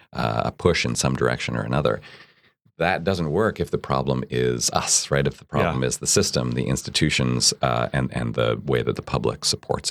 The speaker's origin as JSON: {"language": "English", "country": "Canada", "moved": "yes", "lives_now": "United States", "said": "I'm from Canada"}